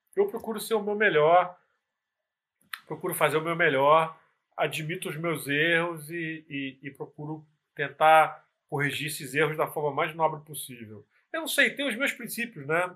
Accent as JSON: {"language": "Portuguese", "town": "Nova Iguaçu", "region": "Rio de Janeiro", "country": "Brazil", "said": "sou de Nova Iguaçu, na Baixada Fluminense"}